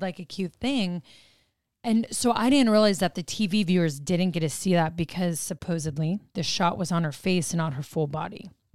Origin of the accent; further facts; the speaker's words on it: Arizona, United States; moved away; we grew up in Arizona